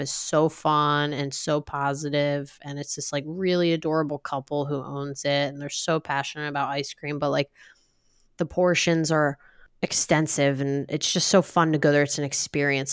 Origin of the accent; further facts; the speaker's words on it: New Jersey, United States; I grew up in South Jersey